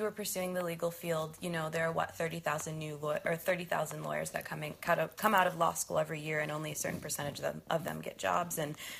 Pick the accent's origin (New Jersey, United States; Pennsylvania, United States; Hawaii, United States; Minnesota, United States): Minnesota, United States; my small town in Minnesota.